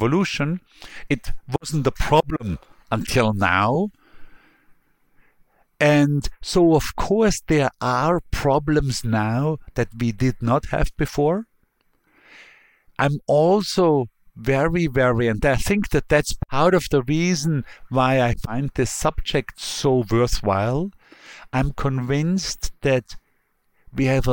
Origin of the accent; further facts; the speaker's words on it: Bregenz, Vorarlberg, Austria; now in New York, United States; The Lake of Constance that Bregenz is adjoining is much cleaner now than it used to be 20 years ago or 30 or 40 years ago when I grew up there